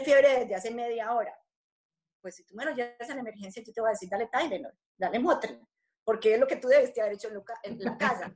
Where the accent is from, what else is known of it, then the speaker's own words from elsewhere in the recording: Colombia; moved away; yo, pues siendo colombiana y teniendo a mi familia, mis padres y mis hermanos en Colombia